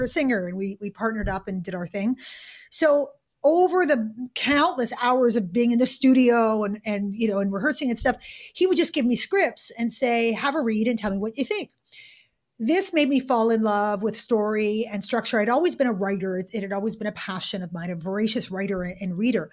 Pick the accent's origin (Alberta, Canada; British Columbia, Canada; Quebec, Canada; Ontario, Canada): Quebec, Canada; Montreal; moved away as an adult; also born or lived in United Kingdom; I grew up in Montreal in Canada.